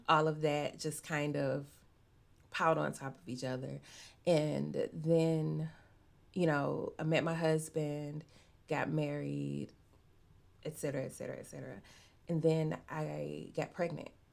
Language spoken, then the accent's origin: English; Arkansas, United States; also born or lived in Chicago; Arkansas is the home I've I've only ever been old enough to actually know